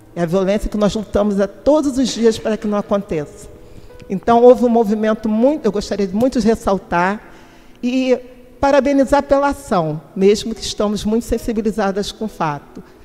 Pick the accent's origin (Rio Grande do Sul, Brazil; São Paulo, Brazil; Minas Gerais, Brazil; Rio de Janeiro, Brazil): Rio de Janeiro, Brazil; Eu sou de Campo Grande, nascida lá, Campo Grandense, que é o bairro mais populoso de toda a América Latina